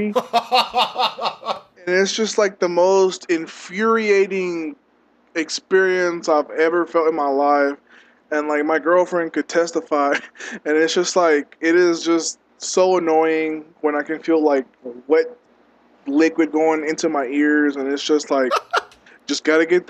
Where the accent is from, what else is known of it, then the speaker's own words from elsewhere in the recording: Odessa, Texas, United States; moved away as an adult; now in San Antonio, United States; I'm born and raised West Texas, Odessa